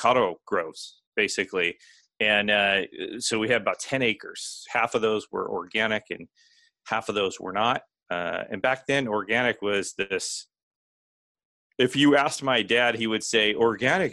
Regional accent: Fallbrook, California, United States; I grew up in California. So a little town called Fallbrook, which is in North San Diego County

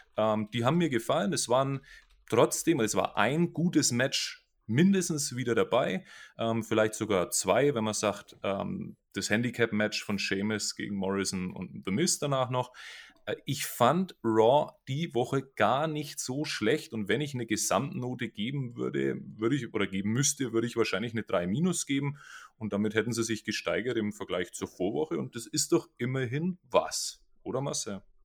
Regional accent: Franconia, Bavaria, Germany; Ich tue mir ja eh schon mit dem Deutschen schwierig als Franke

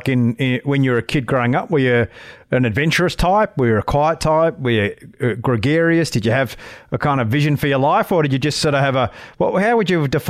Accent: Queensland, Australia; I'm a Queenslander.

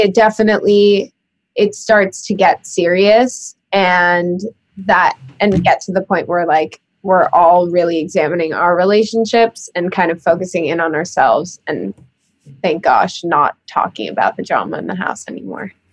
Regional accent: New York City, New York, United States; growing up in New York City

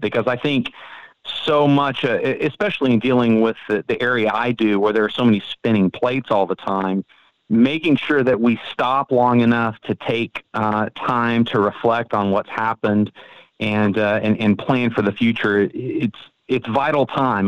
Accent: Frisco, Texas, United States; I am from Frisco, Texas

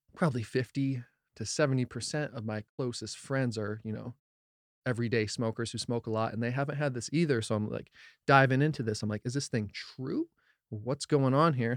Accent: New Jersey, United States; also born or lived in Colorado; I'm from Jersey. I was born in Colorado, so love Colorado too, but spent a lotta time in New Jersey

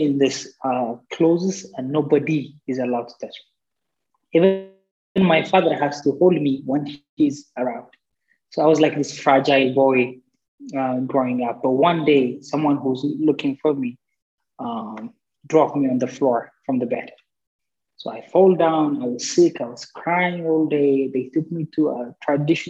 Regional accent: Addis Ababa, Ethiopia; I was born and raised in Addis Ababa, Ethiopia

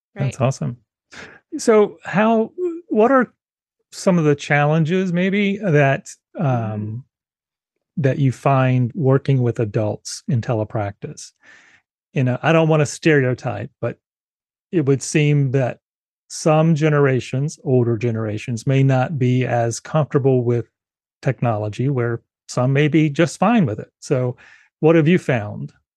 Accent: South Carolina, United States; also born or lived in Northern Virginia / Utah; now in Ohio, United States; I never experienced that much snow because I grew up in South Carolina.

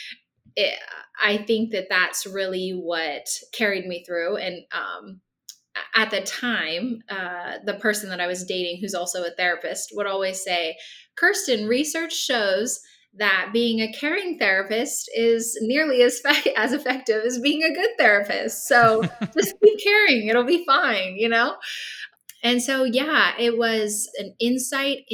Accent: Nebraska, United States; moved away as an adult; also born or lived in Kansas / Baltimore, Maryland; Nebraska, where I grew up

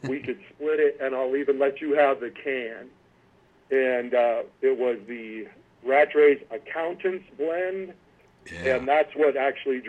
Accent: Sacramento, California, United States; I was born and raised in Sacramento, California

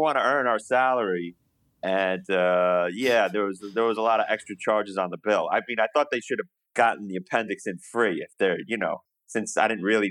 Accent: New York, United States; moved away as an adult; now in Montgomery, United States; I'm from New York. I currently live in the wondrous Alabama right now, Montgomery, Alabama

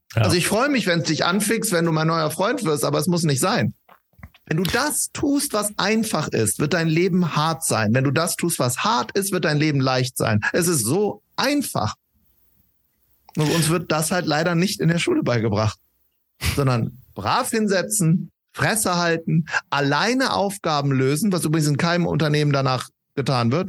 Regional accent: Wuppertal, North Rhine-Westphalia, Germany; wir kommen beide aus Wuppertal

